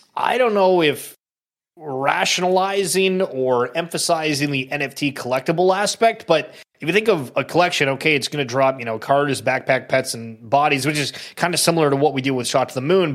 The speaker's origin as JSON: {"language": "English", "country": "Canada", "said": "I'm Canadian"}